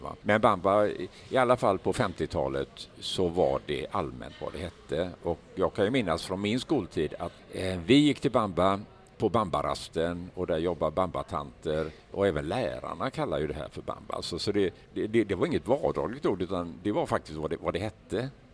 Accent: Gothenburg, Västra Götaland, Sweden; accent: Gothenburg dialect (göteborgska); i Göteborg går ju egentligen ingen runt och berömmer mig för min göteborgska

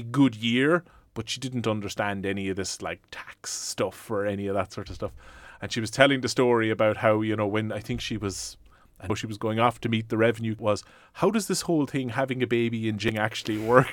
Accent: West Cork, Munster, Ireland; I'm from West Cork

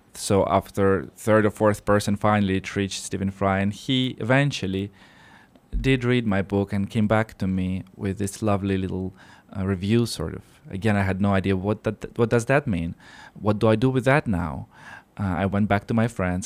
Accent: Siberia, Russia; moved away as an adult; now in Luxembourg; this is where I'm from. So I was born in Siberia, in Russia

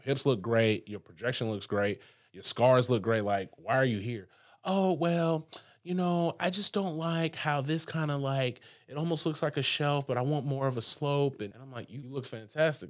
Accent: Huntsville, Alabama, United States; also born or lived in Birmingham, Alabama / Brickell, Miami; now in Miami, United States; I'm from Huntsville, Alabama, from the sticks

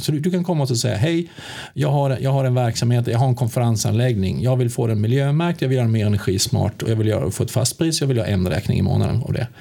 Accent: Sweden; moved away as an adult; now in Västerås, Sweden; Jag kommer från Småland. Ja, det är ja. de, det är eh, från Högl jag är högländare

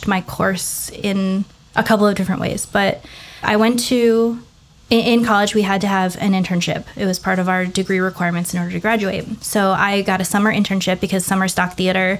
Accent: Central Florida, United States; also born or lived in Lake Tahoe, California; I'm from Florida and I'm from Central Florida. So we have a pretty diverse population here.

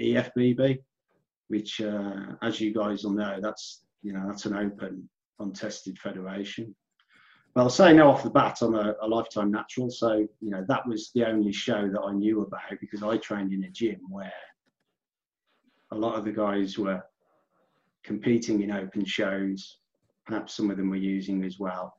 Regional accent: Midlands, United Kingdom; I'm a natural bodybuilder from the UK, from the Midlands, you can probably tell from my accent

